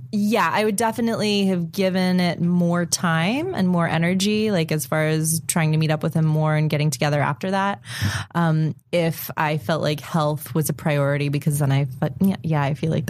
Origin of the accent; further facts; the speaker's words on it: Florida, United States; I'm from Florida, I'm from the South